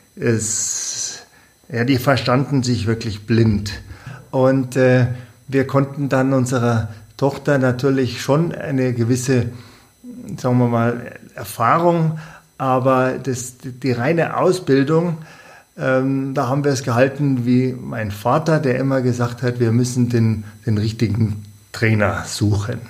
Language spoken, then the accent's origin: German; Bavaria, Germany; bei uns in Bayern